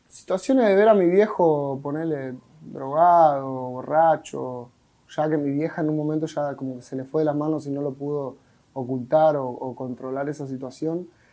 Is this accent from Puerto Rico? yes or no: no; Monte Grande, Buenos Aires Province, Argentina; Vengo de zona sur de Buenos Aires, con urbano, vengo de Monte Grande